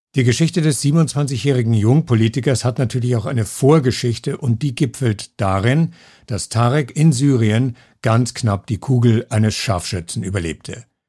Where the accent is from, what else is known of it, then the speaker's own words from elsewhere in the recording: Kiel, Schleswig-Holstein, Germany; moved away as an adult; now in Salzburg, Austria; ich komme aus Kiel